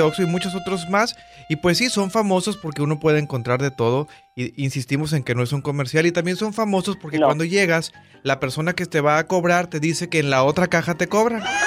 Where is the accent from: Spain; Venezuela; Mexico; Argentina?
Mexico; Monterrey, Nuevo León; en Monterrey, donde yo soy